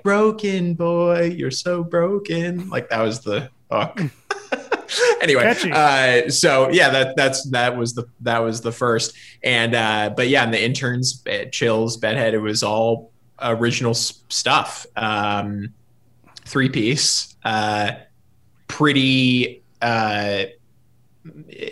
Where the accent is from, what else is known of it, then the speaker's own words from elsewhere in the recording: Los Angeles, California, United States; also born or lived in Santa Barbara, California; I grew up here in Los Angeles, and also partly in Santa Barbara, which is like just north of here where my dad is from.